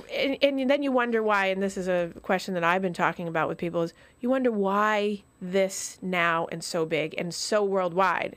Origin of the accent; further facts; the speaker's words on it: Vermont, United States; moved away; I grew up in Vermont